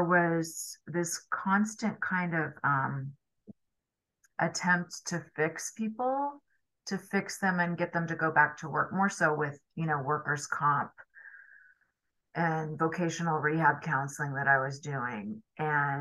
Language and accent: English; California, United States; now in New York City, United States; I grew up in California